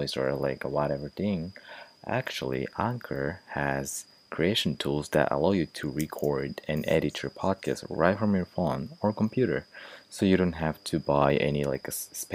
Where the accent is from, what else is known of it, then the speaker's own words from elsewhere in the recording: Japan; I'm from Japan